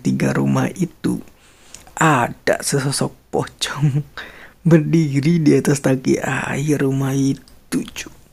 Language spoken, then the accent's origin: Indonesian; Bandung area, West Java, Indonesia; born or raised there